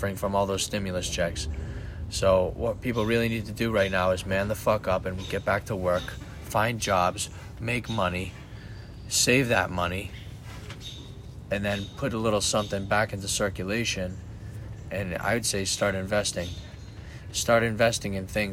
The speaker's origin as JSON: {"language": "English", "country": "United States", "said": "I'm a fucking human being that lives in America. I'm an American."}